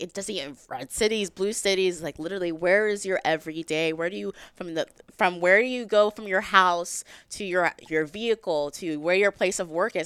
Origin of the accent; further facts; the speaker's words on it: Texas, United States; I'm from Texas